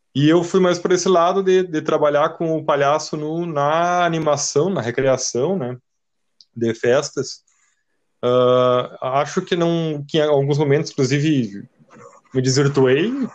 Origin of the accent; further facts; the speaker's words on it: Santa Maria, Rio Grande do Sul, Brazil; nós somos de Santa Maria, Rio Grande do Sul